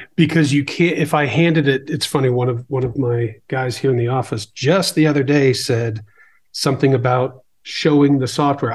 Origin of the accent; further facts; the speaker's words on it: Boston, Massachusetts, United States; I grew up in the Boston area